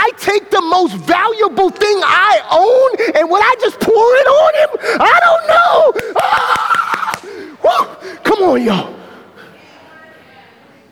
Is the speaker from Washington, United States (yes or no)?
no; Mobile, Alabama, United States; moved away as an adult; I came from John L. LaFleur Magnet School, which is a public school in Mobile, Alabama.